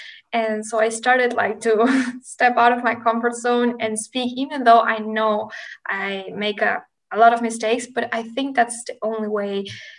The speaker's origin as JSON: {"language": "English", "country": "Argentina", "also_born_or_lived": "Brazil", "first_language": "Spanish", "second_language": "English", "said": "here in Argentina, we say vos"}